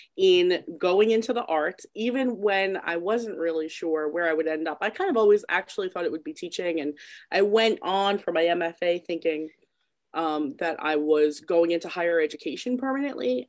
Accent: Patchogue, New York, United States; I'm like born and raised in Patchogue, so it's kind of funny that I'm also still there

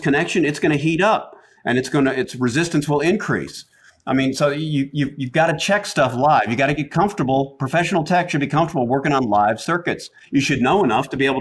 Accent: Atlanta, Georgia, United States; accent: Southern; I grew up in Atlanta

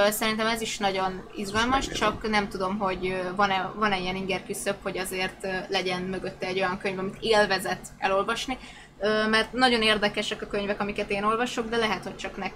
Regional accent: Szolnok, Jász-Nagykun-Szolnok, Hungary; Szolnoki találkozóról lemaradtam, pedig szolnoki vagyok.

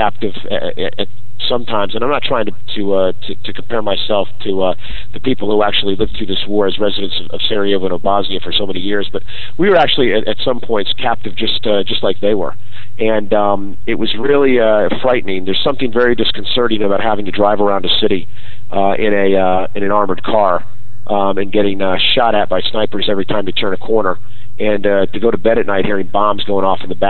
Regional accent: New York, United States; I grew up in New York

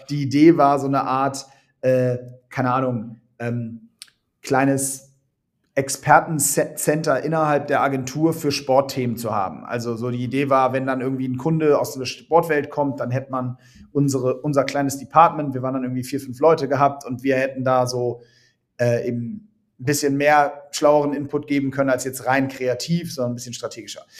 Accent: Hamburg, Germany; Hamburg, meine Heimatstadt

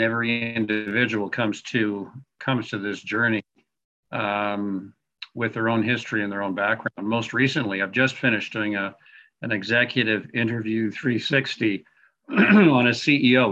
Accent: Montreal, Quebec, Canada; now in Calgary, Canada; originally I'm from Montreal, but I have been uh, Western Canadian uh, since the 1980s, the Calgarian since 1980.

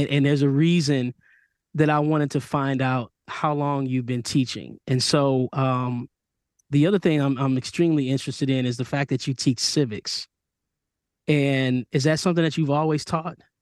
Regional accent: Michigan, United States; I grew up in Michigan

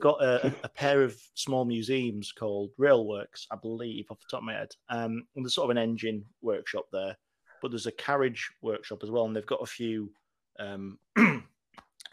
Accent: Teesside, North East England, United Kingdom; also born or lived in Manchester; now in York, United Kingdom; I grew up in Teesside, and we've not really got that much around there

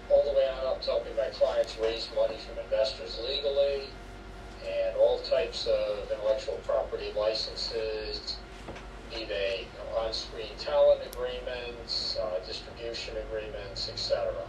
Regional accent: Rhode Island, United States; moved away as an adult; now in Bethesda, Maryland, United States; I was originally born and raised in Rhode Island for the first 18 years of my life

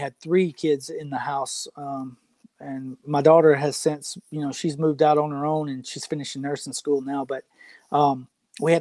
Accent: Tupelo, Mississippi, United States; I was born in Tupelo, which is Elvis's hometown. So, that's what our hometown's known for

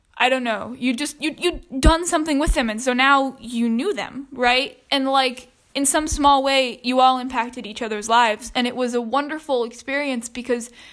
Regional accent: Georgia, United States; I'm from Georgia

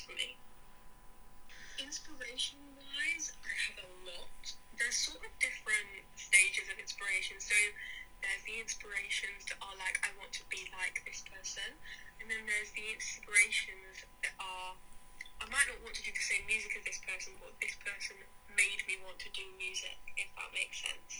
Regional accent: Derbyshire, East Midlands, United Kingdom; I am a musician from Derbyshire.

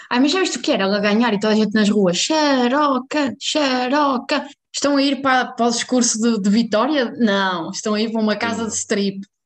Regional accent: Portugal; há um fenómeno neste momento em Portugal que é eleições. {S1} Ah, ainda falamos disso. {S0} E então, na minha terrinha, que eu não vou pronunciar o nome

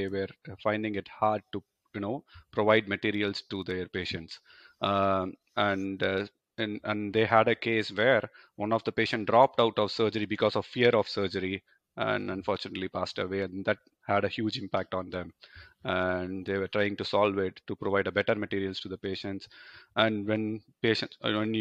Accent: India; moved away as an adult; now in Germany; I come from India.

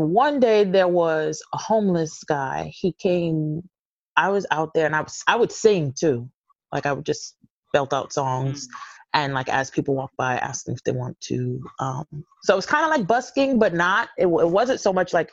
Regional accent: New York City, New York, United States; I'm from Brooklyn originally.

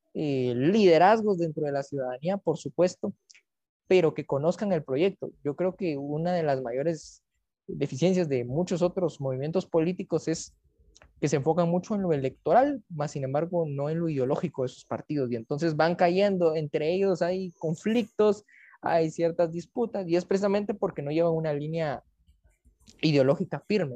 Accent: Guatemala; como guatemalteco

